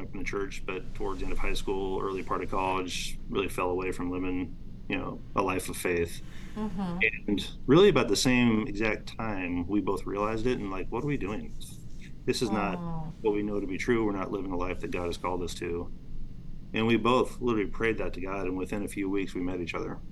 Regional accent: Albany, Oregon, United States; I grew up in Albany, Oregon, so it's about an hour and 15 minutes south of Portland, Oregon.

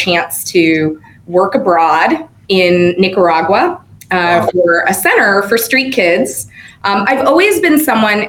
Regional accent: Chicago, Illinois, United States; moved away as an adult; now in Santa Clara, United States; I am from the city of Chicago. I grew up in the city, and then we moved to the burbs when I got older

